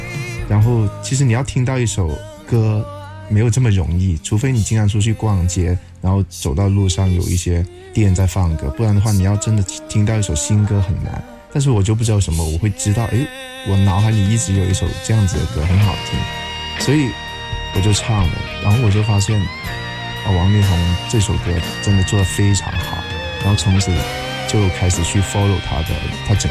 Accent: Shenzhen, Guangdong, China; 我们从小因为在深圳长大，所以我们一直受到港台比较多的音乐的影响，所以我们比较热爱啊、港台的一些流行歌曲。

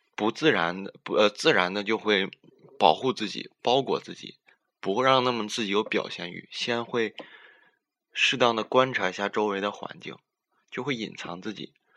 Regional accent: Northeast China, China; 我们东北

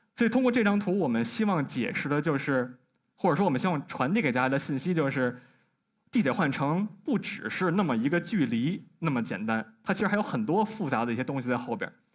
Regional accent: Beijing, China; 我来自北京的一名设计师

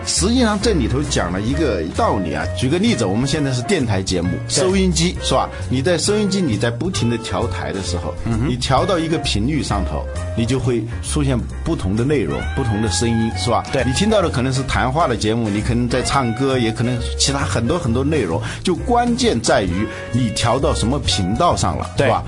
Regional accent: China; 我们中国人

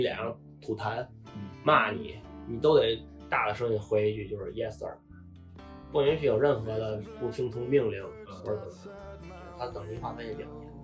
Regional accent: China; moved away as an adult; now in Phuket, Thailand; 知道我们是中国人

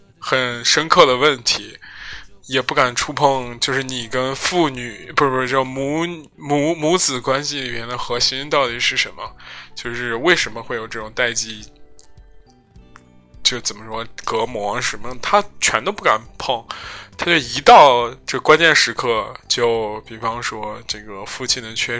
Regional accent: China; 然后你就会发觉，我中国人成了一个等价于武汉、等价不是等价于新型冠状病毒的这样一个危险的时候，所有人都会对你有指指点点。

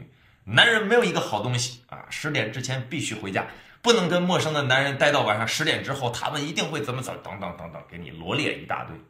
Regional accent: Beijing, China; 你比如说我们北京人啊，我们上海人，他们外地人啊

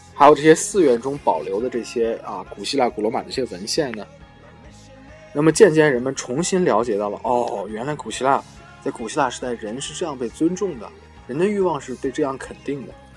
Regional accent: China; 我们中国人

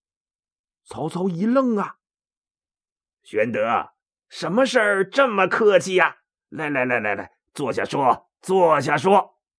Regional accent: China; 我们中国人

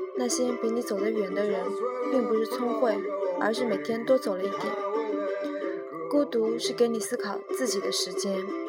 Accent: China; 我们中国人

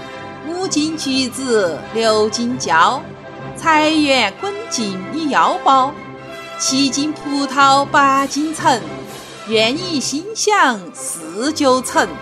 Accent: Chengdu, Sichuan, China; 朋友们，大家好，

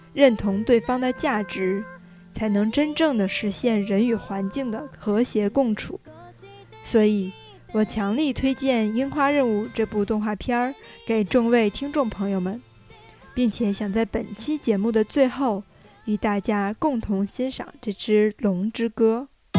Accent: Beijing, China; 从小就生活在北京，这座真正意义上的历史文化名城，一个国家的政治经济文化中心的我

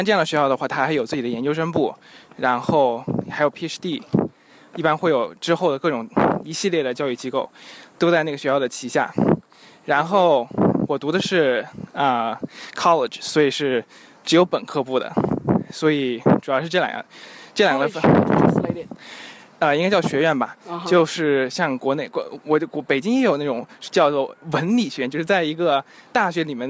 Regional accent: Jingdezhen, Jiangxi, China; now in Beijing, China; 景德镇。

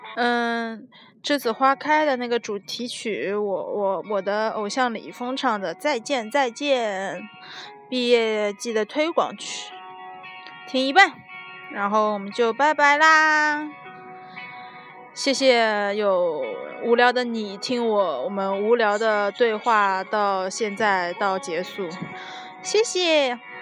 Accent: southern China, China; 作为一个南方人

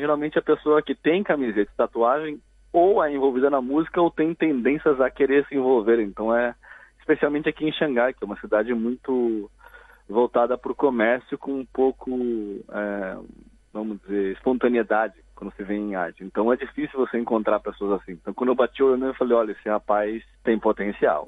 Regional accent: Curitiba, Paraná, Brazil; moved away as an adult; eu sou de Curitiba, então lá eu toquei em cerca de umas três ou quatro bandas desse período dos 14 até eu me mudar para cá quando eu tinha uns 24 anos

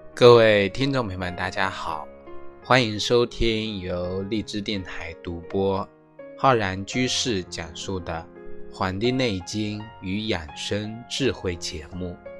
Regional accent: China; 我们中国人

